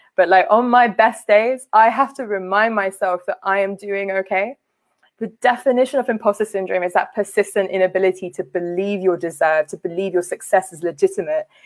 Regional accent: London, United Kingdom; also born or lived in Liberia; I grew up uh, in a working class South Asian community in West London.

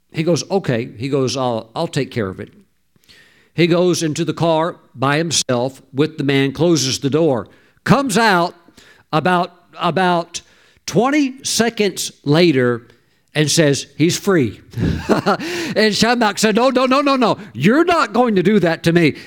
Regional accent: the South, United States; I grew up in the South

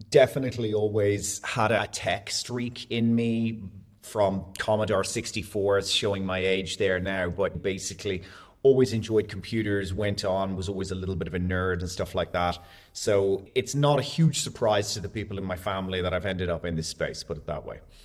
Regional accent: Dublin, Leinster, Ireland; moved away as an adult; also born or lived in Florianópolis, Brazil; now in Dubai, United Arab Emirates; I'm from Dublin in Ireland, born and raised most of my entire life, but bounced around a little bit.

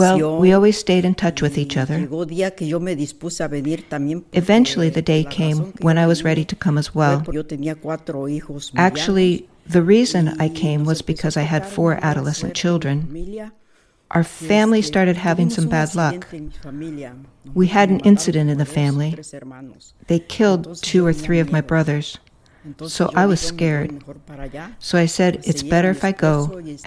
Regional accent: Putla de Guerrero, Oaxaca, Mexico; moved away as an adult; now in United States; I'm originally from Putla de Guerrero, Oaxaca

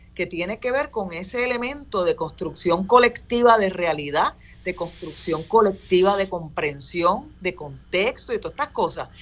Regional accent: Puerto Rico; yo soy puertorriqueño

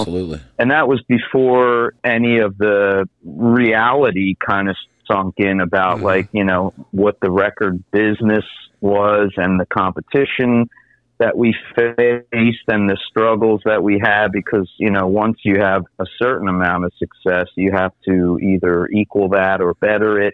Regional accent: Conshohocken, Pennsylvania, United States; moved away as an adult; now in Fulda, Germany; I'm originally from the Philly suburbs, born and raised in a town called Conshohock in Pennsylvania, and uh, grew up there

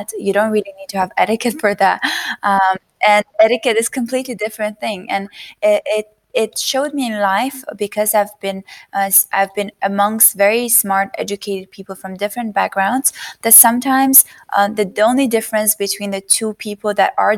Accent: Azerbaijan; moved away as an adult; also born or lived in United States; I was born and raised in Azerbaijan

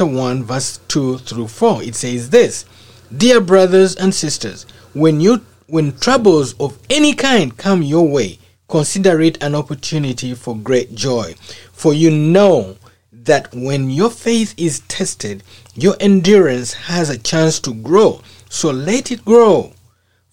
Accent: Uganda; moved away as an adult; my home country, Uganda

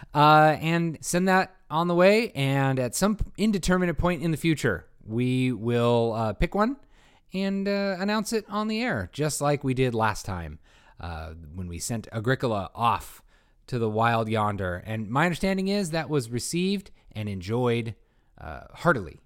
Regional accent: Bay Area, California, United States; growing up in the Bay Area where everything has Spanish names

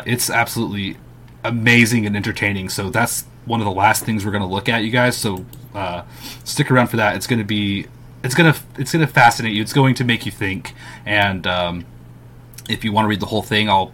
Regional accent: United States; I'm American. I'm going to pronounce it in my American way.

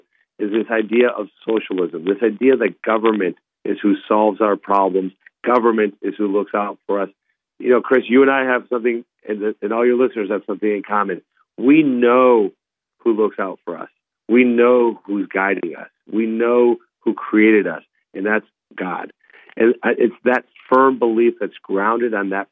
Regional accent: Colombia; first language Spanish; English is a second language; now in Ohio, United States; I was born in Columbia, South America, as you know. I moved to the U.S. legally and became a U.S. citizen, learned English.

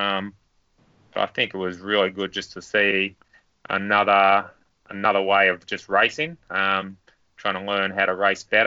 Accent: Stawell, Victoria, Australia; moved away as an adult; also born or lived in Melbourne; now in Canberra, Australia; I grew up in Stawell, country Victoria

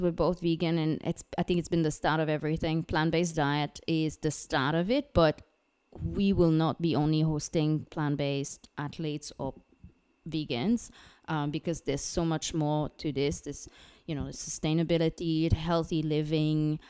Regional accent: Canada; now in Singapore; I'm, I'm French Canadian, uh, living in Singapore with my husband, Luke

